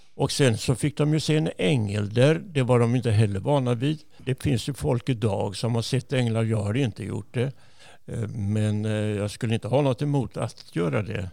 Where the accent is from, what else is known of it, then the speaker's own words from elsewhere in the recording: Jönköping, Jönköping County, Sweden; moved away as an adult; also born or lived in Gothenburg; Jag är född i Jönköping